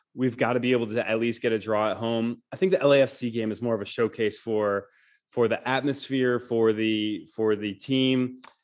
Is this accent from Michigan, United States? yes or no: yes; Michigan, United States; now in Nashville, United States; I am not a native Southerner